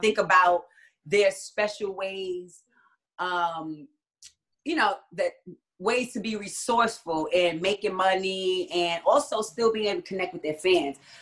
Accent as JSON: {"language": "English", "town": "Jersey City", "region": "New Jersey", "country": "United States", "tie": "born or raised there", "also_born_or_lived": "Hawaii / New York", "moved": "as an adult", "lives_now": "Atlanta, United States", "said": "I was born in Hawaii, but raised in Jersey City, New Jersey. So I'm a Jersey girl."}